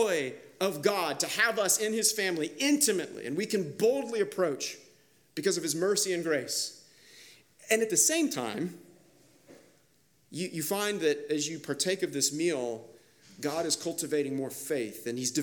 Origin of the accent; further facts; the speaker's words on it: Kansas, United States; now in Charlotte, United States; I grew up in Kansas